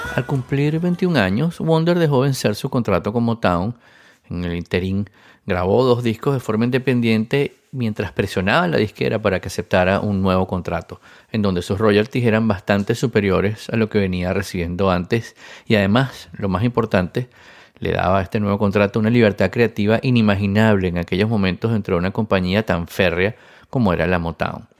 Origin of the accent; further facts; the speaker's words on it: Venezuela; siendo venezolano